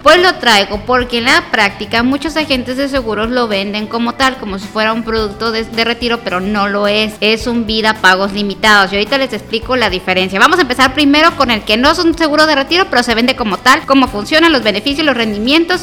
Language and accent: Spanish; Guadalajara, Jalisco, Mexico; now in Colima, Mexico; Yo soy tapatía de corazón, pero vivo en el estado de Colima